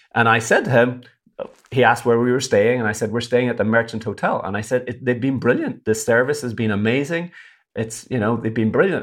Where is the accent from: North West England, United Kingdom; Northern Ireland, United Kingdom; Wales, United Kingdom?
Northern Ireland, United Kingdom; Derry; moved away; I'm from Derry in Northern Ireland